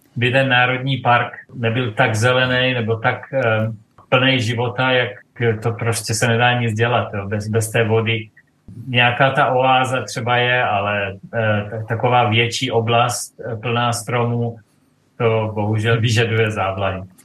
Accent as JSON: {"language": "Czech", "area": "east of Brno", "region": "South Moravian Region", "country": "Czechia", "moved": "as an adult", "lives_now": "Dubai, United Arab Emirates", "said": "my jsme Moraváci, manželka i já pocházíme eh, z takové té východní strany od Brna"}